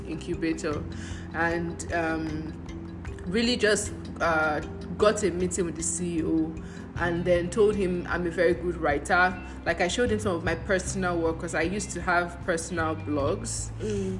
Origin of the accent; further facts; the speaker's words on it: Nigeria; moved away as an adult; also born or lived in Ghana; And I'm Nigerian. I'm African